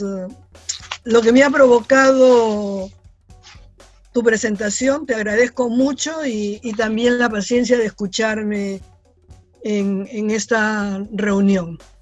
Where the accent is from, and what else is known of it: Peru